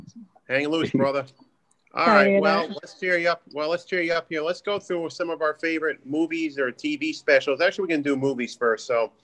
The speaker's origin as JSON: {"language": "English", "region": "California", "country": "United States", "tie": "born or raised there", "moved": "yes", "said": "I grew up in California. That's San Francisco, man."}